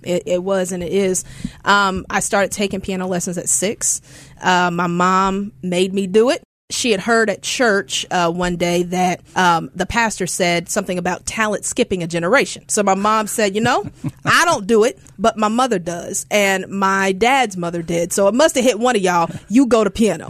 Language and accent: English; Houston, Texas, United States; now in Memphis, United States; growing up in Houston, I grew up in the church